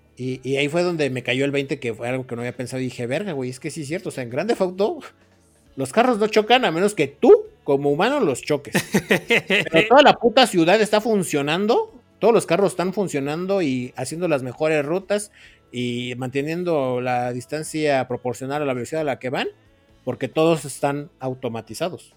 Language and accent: Spanish; Mexico City, Mexico; soy de Iztapalapa